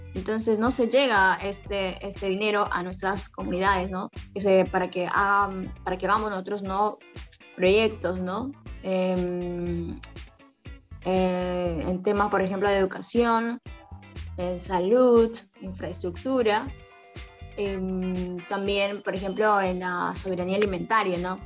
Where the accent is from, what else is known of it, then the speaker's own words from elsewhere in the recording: Camisea, Cusco, Peru; yo soy de Camisea